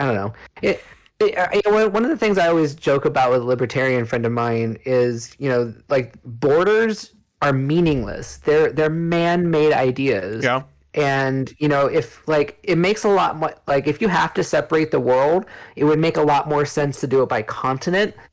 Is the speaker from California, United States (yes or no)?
yes; California, United States; I grew up in California